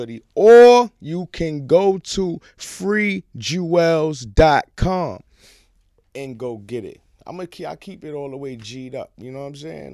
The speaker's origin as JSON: {"language": "English", "town": "New York City", "region": "New York", "country": "United States", "tie": "born or raised there", "said": "I'm a East Side nigga. From one hundred second Street and third, I was born in Mount Sinai Hospital, right there on the East Side"}